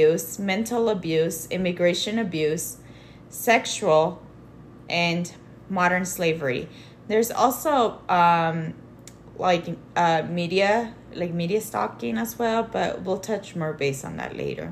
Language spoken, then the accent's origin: English; Los Angeles, California, United States; now in Denver, United States; I'm from Los Angeles, California.